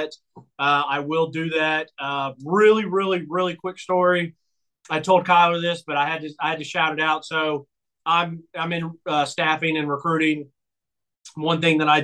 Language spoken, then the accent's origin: English; Nashville, Tennessee, United States; moved away; also born or lived in Brentwood, Tennessee; We grew up in Bellevue, but I went to school in Green Hills, so we were always in that area